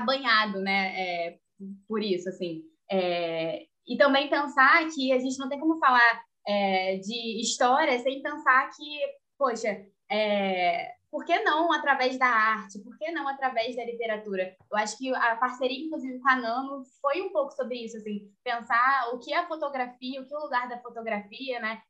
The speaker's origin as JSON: {"language": "Portuguese", "region": "Rio de Janeiro", "country": "Brazil", "said": "Eu sou do Rio."}